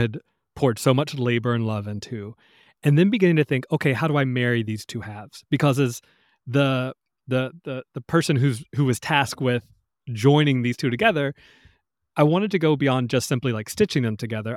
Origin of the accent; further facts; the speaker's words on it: the South, United States; growing up in the South, in the country